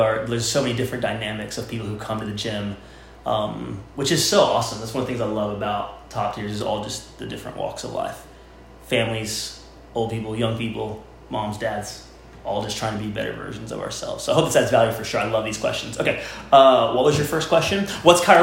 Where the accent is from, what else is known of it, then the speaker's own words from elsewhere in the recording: Florida, United States; moved away as an adult; now in Winston-Salem, United States; We grew up in Florida on the beach